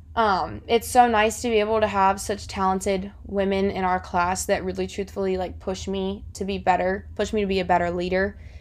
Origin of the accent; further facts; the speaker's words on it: South Florida, United States; moved away as an adult; now in Auburn, United States; I'm originally from South Florida